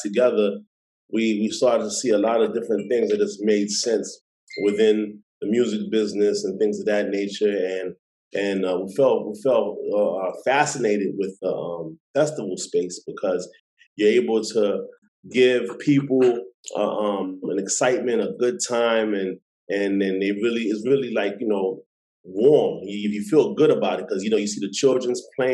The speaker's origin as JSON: {"language": "English", "town": "New York City", "region": "New York", "country": "United States", "also_born_or_lived": "Boston", "moved": "yes", "said": "I'm originally from Brooklyn, New York"}